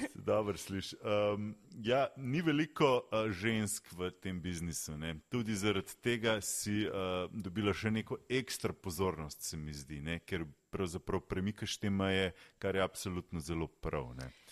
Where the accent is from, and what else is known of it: Slovenia